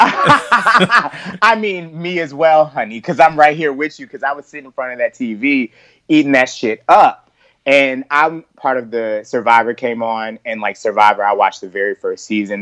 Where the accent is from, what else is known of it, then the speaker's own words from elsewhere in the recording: the South, United States; also born or lived in New York; I was born in New York. So like I'm all about like the New York mindset. I was raised down south. So I have that southern vibe also.